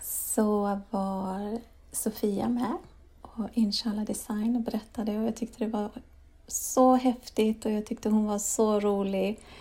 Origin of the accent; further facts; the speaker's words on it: Sweden; also born or lived in Spain / England / Denmark / Lund, Sweden; jag föddes i Sverige